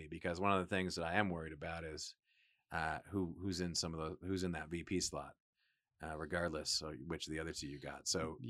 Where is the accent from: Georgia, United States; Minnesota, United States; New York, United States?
New York, United States; Johnson City; born there; also born or lived in Buffalo / Harrisburg, Pennsylvania / Northern Virginia / Michigan; now in Texas, United States; I was born in Western New York, Johnson City, Binghamton.